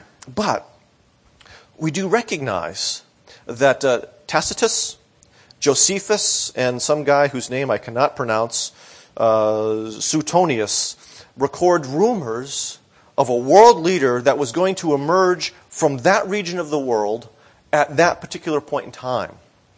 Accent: Boston, Massachusetts, United States; Now, when I was growing up in the Boston area, WBCN was the rock station to listen to.

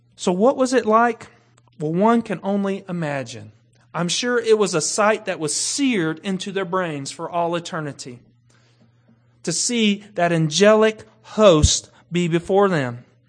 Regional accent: Kentucky, United States; I grew up in Kentucky.

